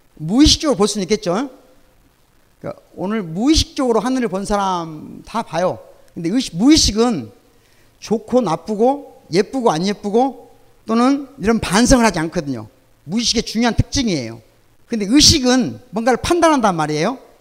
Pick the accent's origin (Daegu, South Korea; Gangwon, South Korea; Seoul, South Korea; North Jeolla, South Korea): North Jeolla, South Korea; Sunchang; now in Gwangju, South Korea; 내 고향이 전라북도 순창입니다.